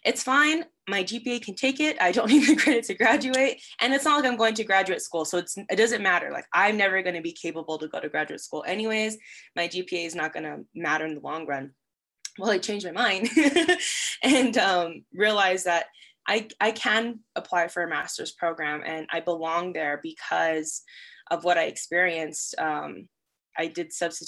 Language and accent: English; Las Cruces, New Mexico, United States; moved away as an adult; also born or lived in Rio Rancho, New Mexico; I am originally from Las Cruces, New Mexico, but I've been living in the Rio Rancho, Albuquerque area for the last 6 to 7 years